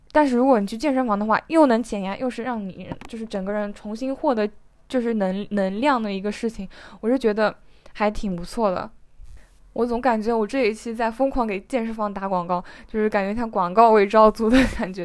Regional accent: Zhejiang, China; 像我们浙江这里的

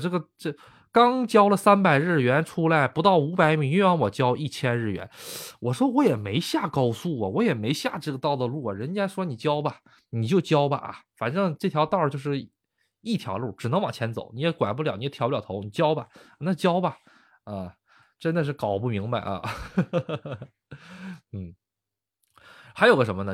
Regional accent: Northeast China, China; now in Japan; 那跟我们东北一样了

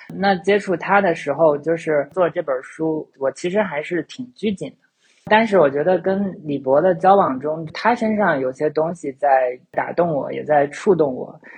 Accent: China; 我在中国长大

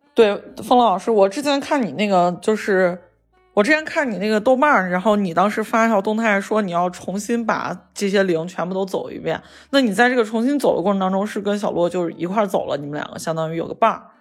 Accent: Shaanxi, China; accent: Shaanxi; 说的是陕西话，就是我们陕西这边口音

